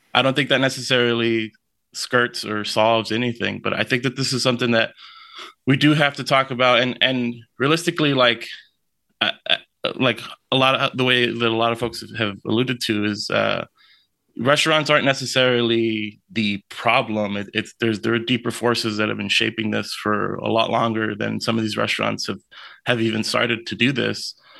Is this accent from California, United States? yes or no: yes; Lynwood, California, United States; I'm from Linwood. This, this, like, uh, it's, it's the city over next to Compton in L A.